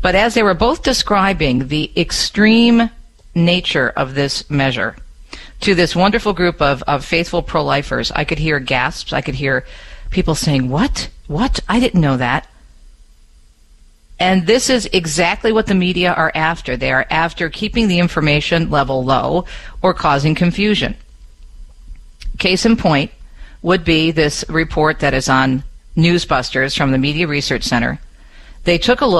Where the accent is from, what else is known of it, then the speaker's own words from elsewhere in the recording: Detroit, Michigan, United States; also born or lived in East Coast; I grew up in Detroit, born on the East Coast, grew up here